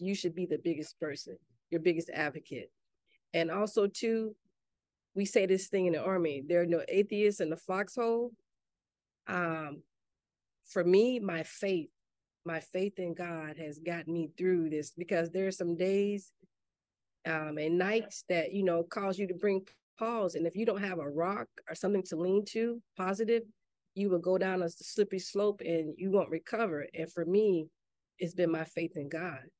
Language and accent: English; Enterprise, Mississippi, United States; moved away; also born or lived in Gaithersburg, Maryland / McLean, Virginia; I'm originally from Mississippi, a little town called Enterprise